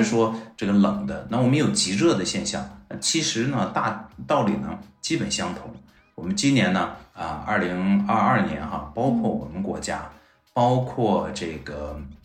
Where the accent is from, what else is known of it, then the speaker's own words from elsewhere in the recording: Harbin, Heilongjiang, China; now in Beijing, China; 我本身是东北人啊，我哈尔滨人，那我们哈尔滨